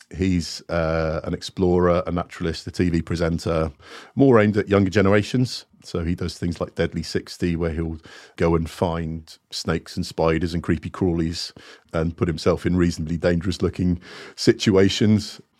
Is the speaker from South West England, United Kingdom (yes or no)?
yes; Plymouth, South West England, United Kingdom; also born or lived in Singapore / Montserrat; had a very stable upbringing and childhood in Plymouth.